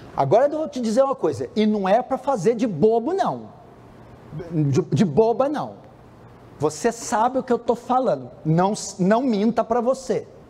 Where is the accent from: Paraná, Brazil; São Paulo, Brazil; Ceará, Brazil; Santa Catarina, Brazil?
São Paulo, Brazil; vim de São Paulo